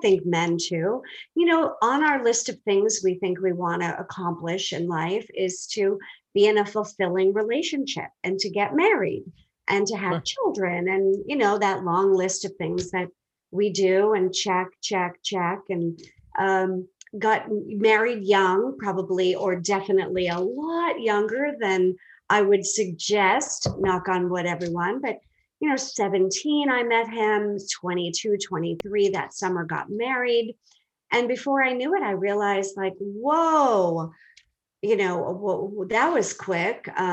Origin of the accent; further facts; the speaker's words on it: Boston, Massachusetts, United States; moved away as an adult; also born or lived in Belize; now in Atlanta area, Georgia, United States; I'm originally from Boston